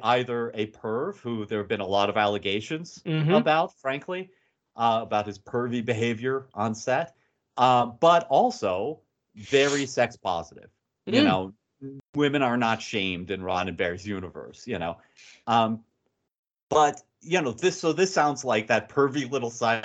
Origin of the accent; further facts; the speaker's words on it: United States; I'm an American